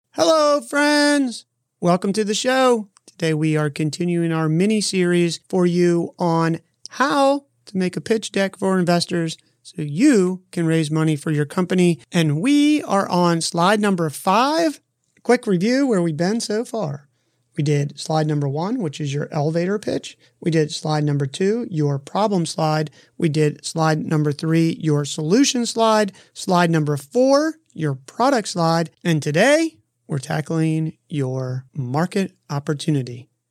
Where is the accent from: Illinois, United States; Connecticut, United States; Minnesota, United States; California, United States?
California, United States; Half Moon Bay; my hometown of Half Moon Bay, California